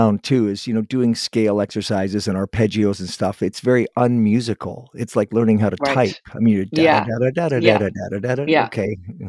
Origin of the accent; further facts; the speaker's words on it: Toronto, Ontario, Canada; now in West Coast, Canada; I was born in Toronto, but I'm on the West Coast